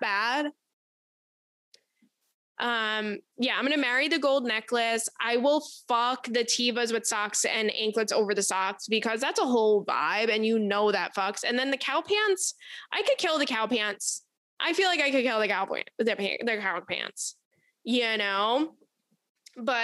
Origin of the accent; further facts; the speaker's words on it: Long Island, New York, United States; I'm from Long Island and that is my culture